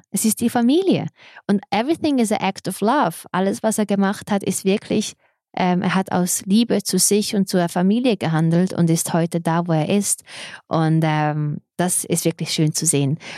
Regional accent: Serbia; German is a second language; Ich kenne nur die Geschichten andersrum, weil ich bin

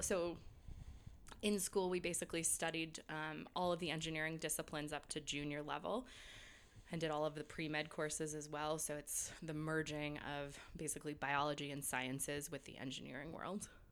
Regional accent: New York, United States; moved away; also born or lived in England / California / Boston; I grew up in New York

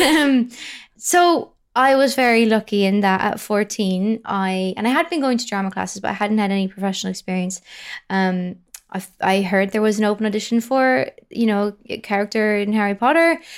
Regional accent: County Louth, Ireland; County Louth. It's a place called County Louth, um, which is on the east coast, sort of, uh, an hour north of Dublin.

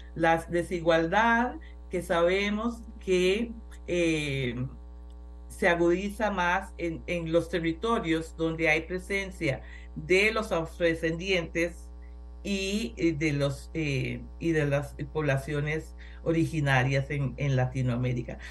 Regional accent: Costa Rica; En Costa Rica somos la Suiza centroamericana

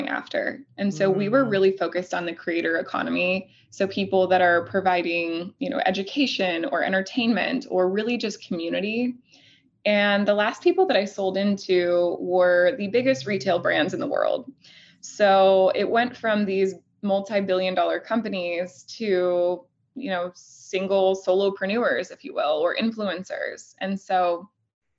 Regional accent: Elkhorn, Nebraska, United States; I'm originally from Elkhorn, Nebraska

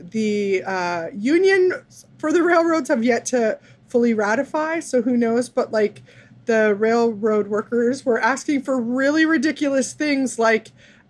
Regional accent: Minnesota, United States; I'm from Minnesota

